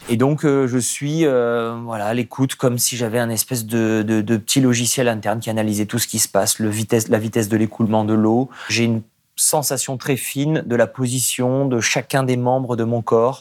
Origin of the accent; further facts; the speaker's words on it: Nice, Provence-Alpes-Côte d'Azur, France; J'ai grandi à Nice